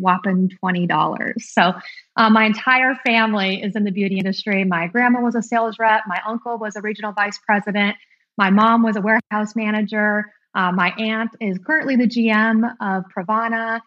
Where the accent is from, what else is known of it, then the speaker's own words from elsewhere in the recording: Montana, United States; also born or lived in New Orleans / Denver / Seattle; now in Texas, United States; I'm from Montana